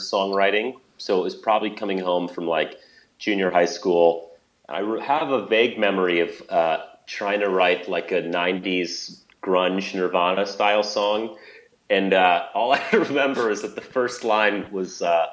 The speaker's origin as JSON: {"language": "English", "town": "Toronto", "region": "Ontario", "country": "Canada", "tie": "born or raised there", "also_born_or_lived": "London, Ontario", "moved": "as an adult", "lives_now": "Chicago, United States", "said": "I grew up in Toronto, Canada, and lived there until I went to college"}